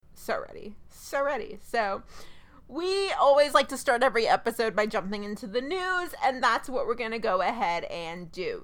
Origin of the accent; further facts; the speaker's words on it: Dallas, Texas, United States; my hometown teams